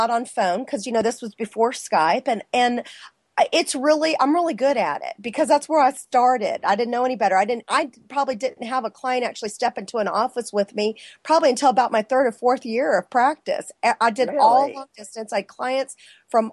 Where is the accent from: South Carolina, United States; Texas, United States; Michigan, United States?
Texas, United States; San Antonio; moved away; I'm from San Antonio, so all my friends were military